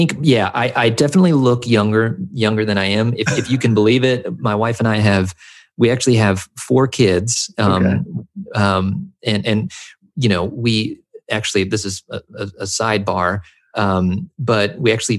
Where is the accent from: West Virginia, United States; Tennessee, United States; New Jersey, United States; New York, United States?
Tennessee, United States; rural; first language English; also born or lived in Southern California; I spent my formative years in rural Tennessee, when we moved over here from Southern California, I started to notice that most of my friends in this rural town where I grew up were white.